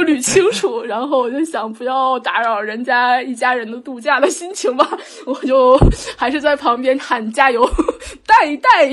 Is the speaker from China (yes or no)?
yes; China; 我们中国人叫他达芬奇